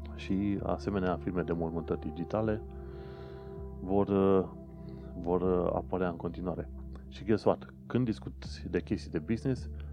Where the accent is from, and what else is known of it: Romania; now in London, United Kingdom